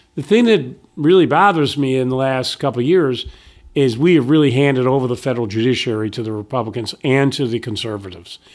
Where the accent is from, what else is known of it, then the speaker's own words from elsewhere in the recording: Syracuse, New York, United States; moved away as an adult; now in Virginia, United States; I'm a kid from Syracuse